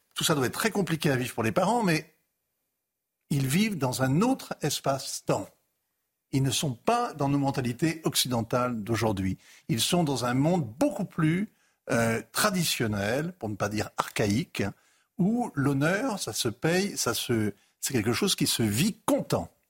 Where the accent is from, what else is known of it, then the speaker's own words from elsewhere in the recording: France; je suis un Français d'aujourd'hui